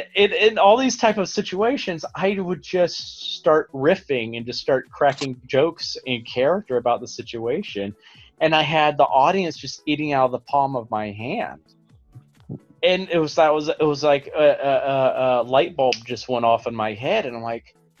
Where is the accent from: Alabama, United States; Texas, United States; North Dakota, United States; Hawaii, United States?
Alabama, United States; growing up in Alabama